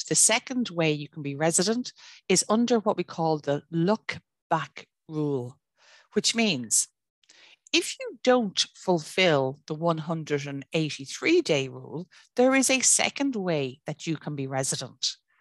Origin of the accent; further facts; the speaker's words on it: Ireland; I am Irish domicile, I'm Irish resident, I'm Irish ordinary resident